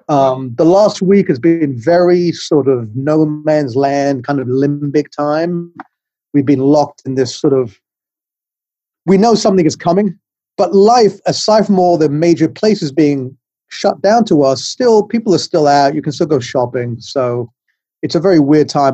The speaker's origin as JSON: {"language": "English", "region": "England", "country": "United Kingdom", "moved": "yes", "lives_now": "New York, United States", "said": "I'm from England. You can tell I have a funny accent, but I've been in New York for about 35 years"}